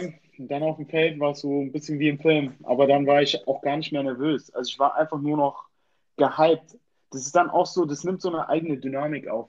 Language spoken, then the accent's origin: German; Germany; Ich komme aus Deutschland